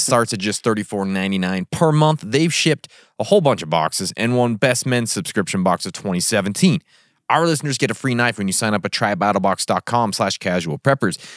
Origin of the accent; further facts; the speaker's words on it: Kamas, Utah, United States; also born or lived in Vernal, Utah; I grew up in a place called Camas, Utah